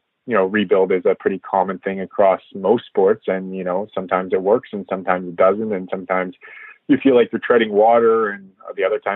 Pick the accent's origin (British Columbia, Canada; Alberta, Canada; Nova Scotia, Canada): British Columbia, Canada; Vancouver; I grew up obviously in Vancouver